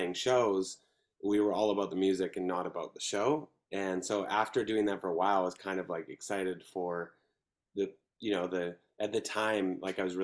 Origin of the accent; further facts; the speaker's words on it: Langley, British Columbia, Canada; also born or lived in New York / Vancouver; now in Chilliwack, Canada; I was in a town called Langley, which is about 45 minutes out of Vancouver